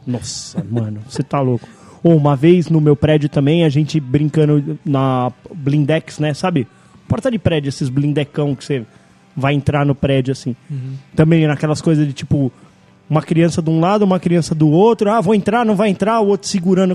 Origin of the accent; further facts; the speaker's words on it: Brazil; nós somos do Brasil, a gente não tá acostumado com esse frio